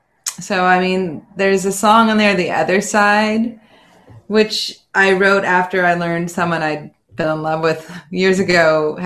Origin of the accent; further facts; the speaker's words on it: California, United States; I grew up in California, lived in various places in the country, but I've been in California most of my life